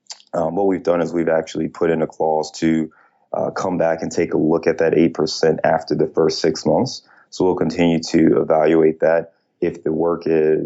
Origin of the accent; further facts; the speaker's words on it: Cleveland, Ohio, United States; now in Chicago, United States; I'm from Ohio, so I'm a Clevelander